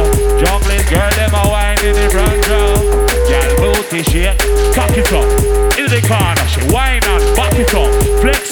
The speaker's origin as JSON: {"language": "English", "region": "London", "country": "United Kingdom", "accent": "Cockney", "said": "East End, Cockney"}